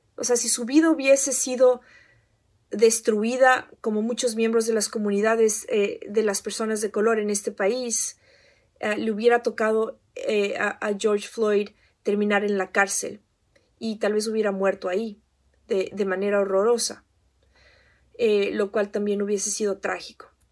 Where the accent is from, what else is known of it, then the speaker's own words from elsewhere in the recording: Ecuador; now in United States; soy ecuatoriana y que he vivido en Estados Unidos por más de 20 años